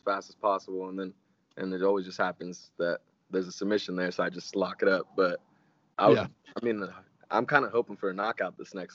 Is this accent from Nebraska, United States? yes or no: no; Spokane, Washington, United States; also born or lived in Ashland, Oregon; I grew up in Spokane. I was born in Ashland, Oregon, but then we came to Spokane when I was like a baby. So pretty much like raised in Spokane